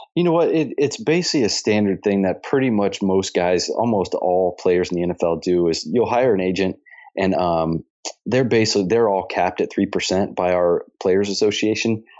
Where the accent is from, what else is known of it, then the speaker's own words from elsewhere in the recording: Dayton, Ohio, United States; also born or lived in Scottsdale, Arizona; now in Cincinnati, United States; I have a lot of family where I grew up in Dayton, Ohio, which is only about 45 minutes from here